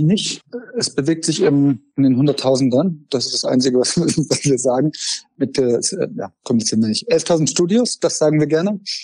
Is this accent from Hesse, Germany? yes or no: yes; Frankfurt, Hesse, Germany; moved away; Ich komme aus Frankfurt ursprünglich.